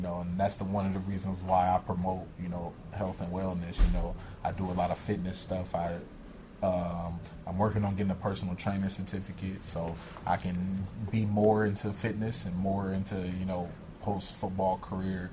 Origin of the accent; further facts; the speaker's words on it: Los Angeles, California, United States; I grew up in South Central